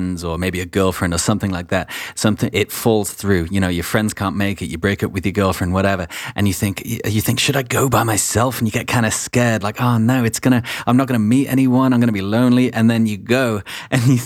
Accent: England, United Kingdom; also born or lived in Wales; I'm English and was raised in England

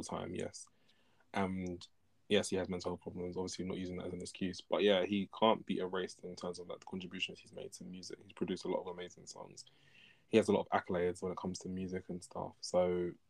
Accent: United Kingdom; I'm Nigerian. Before saying British sometimes.

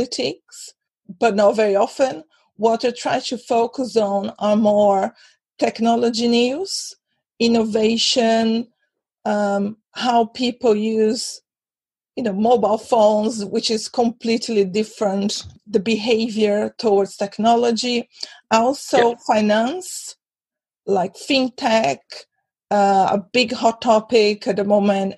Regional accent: Brazil; also born or lived in London; now in Europe; I'm originally from Brazil, but I've been living in Europe for almost 20 years.

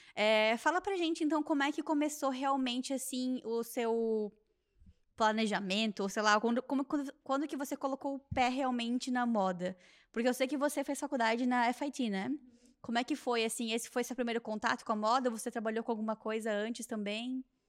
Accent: southern Brazil, Brazil; moved away; eu sou lá do sul do Brasil

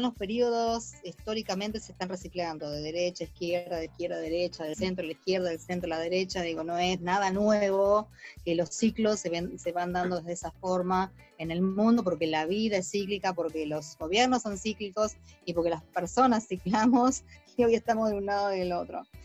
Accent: Buenos Aires, Argentina; nosotros en Buenos Aires somos totalmente europeizados

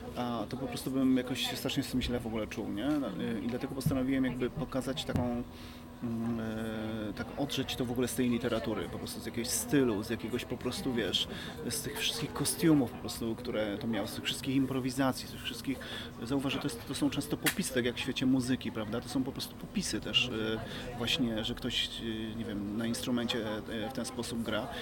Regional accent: Podkarpacie, Subcarpathian Voivodeship, Poland; now in Kraków, Poland; ja pochodzę z, moje, z małej miejscowości, tam w dzieciństwie pracowałem mocno, wiesz, w polu

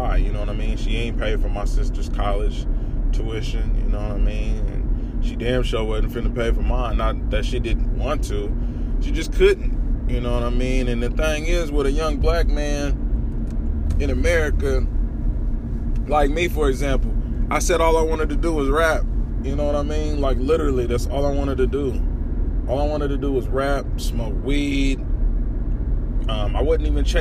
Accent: Topeka, Kansas, United States; I'm from Topeka, the capital city of Kansas. And where I'm from, there's nothing fucking there.

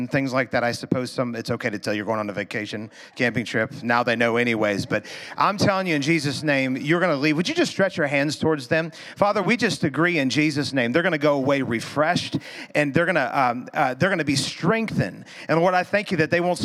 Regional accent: Missouri, United States; We're from Missouri

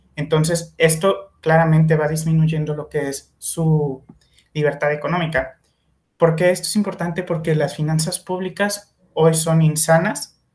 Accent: Mexico; como mexicanos, al ser universitarios

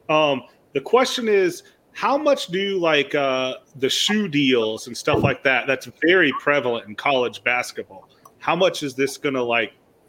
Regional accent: Fort Madison, Iowa, United States; I'm from Fort Madison, small town Iowa

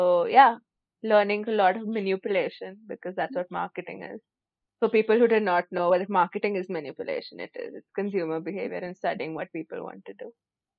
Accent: India; I'm an Indian and I'm 22 years old.

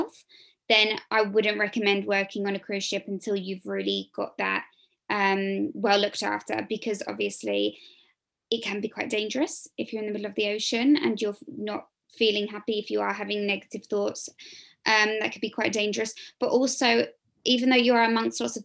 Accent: England, United Kingdom; I'm obviously English

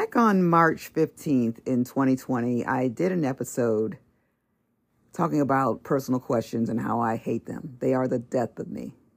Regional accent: Los Angeles, California, United States; California, L A area

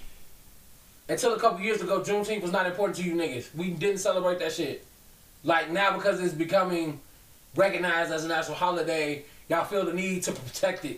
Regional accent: Boston, Massachusetts, United States; I'm from Boston.

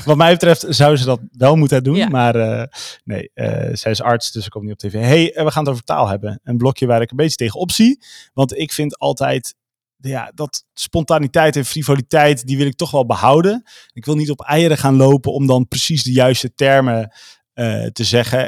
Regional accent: Veluwe, Gelderland, Netherlands; Ik kom dus van de Veluwe.

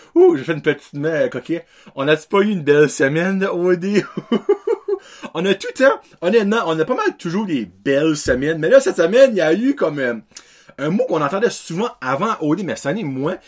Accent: Acadia, Canada; Moi venant de l'Acadie

